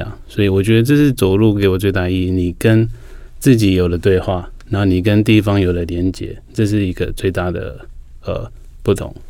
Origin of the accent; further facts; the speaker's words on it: Lukang, Changhua County, Taiwan; 像我们是闽南人，所以从小我住在鹿港海边，滨海长大的